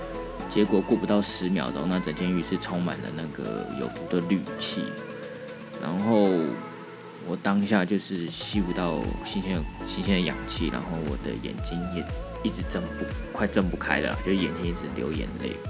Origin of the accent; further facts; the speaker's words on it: Taiwan; 地球基本上有很多的人居住在同一个环境下，不止不只有不只有我们台湾人而已，还有其他各国各式各样的人以及不同的文化。